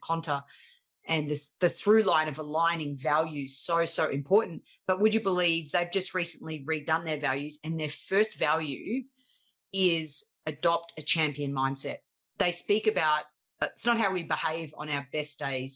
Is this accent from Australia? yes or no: yes; Australia; accent: harsh Australian; my harsh Australian accent